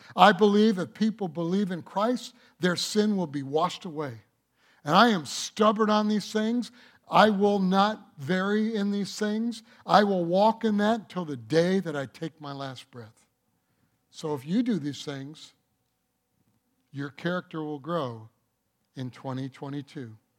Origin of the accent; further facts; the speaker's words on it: Detroit, Michigan, United States; I was born in Detroit